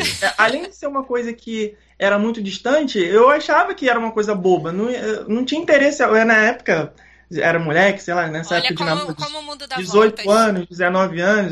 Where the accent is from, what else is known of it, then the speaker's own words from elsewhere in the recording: Rio de Janeiro, Brazil; sou carioca malandrinho, surfistinha